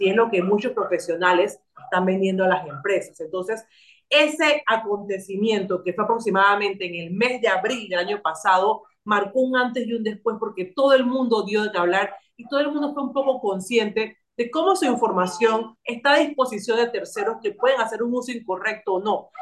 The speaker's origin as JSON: {"language": "Spanish", "country": "Panama", "said": "nosotros como panameños y panameñas tenemos una cultura de cedernos datos"}